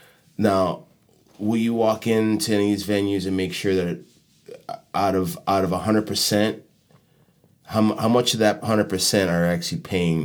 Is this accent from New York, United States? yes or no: no; Chicago, Illinois, United States; now in Miami, United States; And I felt like when I came down from Chicago, it was weird.